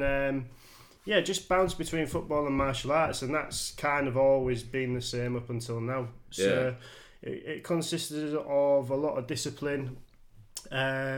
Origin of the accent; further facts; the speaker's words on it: Hull, Yorkshire and the Humber, United Kingdom; Gypsyville. That's where my youth, if you like, sort of was in. That's where I was involved. And I'm just a normal whole lad.